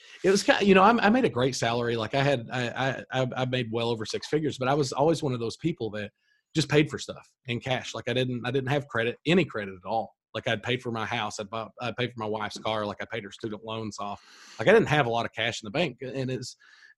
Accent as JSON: {"language": "English", "town": "Corbin", "region": "Kentucky", "country": "United States", "tie": "born or raised there", "said": "I was born in Corbin, Kentucky, grew up here, went to college locally."}